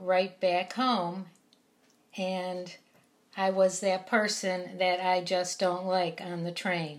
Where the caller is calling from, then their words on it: New York City, New York, United States; I'm reporting from New York City.